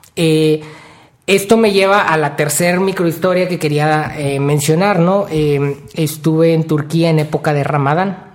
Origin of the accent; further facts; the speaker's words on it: Mexico; yo soy de México, yo quiero vivir en México, voy a vivir el resto de mi vida en México